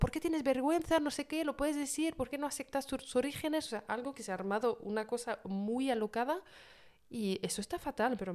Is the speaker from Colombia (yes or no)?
no; Paris, Île-de-France, France; yo dije, ah, yo vengo de París tal, y me dijeron, hombre, ¿qué va?